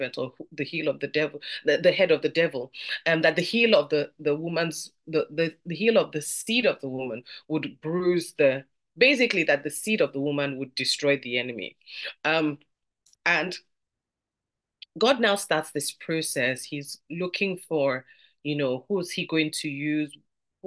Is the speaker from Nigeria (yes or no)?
yes; Nigeria; I'm from Nigeria, and in our parlance, we'll say they would gist